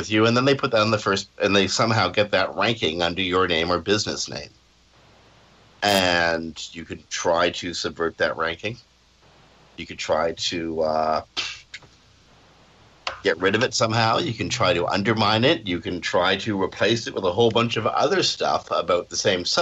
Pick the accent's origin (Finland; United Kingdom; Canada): Canada; I'm Canadian